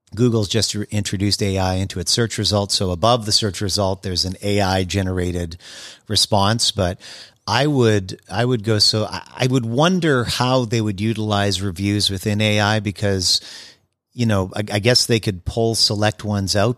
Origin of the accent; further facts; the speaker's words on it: Winnipeg, Manitoba, Canada; moved away as an adult; also born or lived in Montreal; now in United States; I grew up in Winnipeg, Manitoba